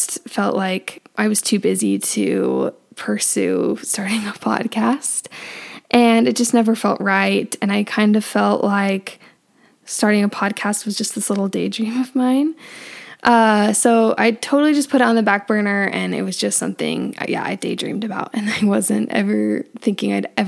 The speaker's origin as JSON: {"language": "English", "region": "Northern Utah", "country": "United States", "tie": "born or raised there", "said": "But I am from Northern Utah and I've been born and raised here"}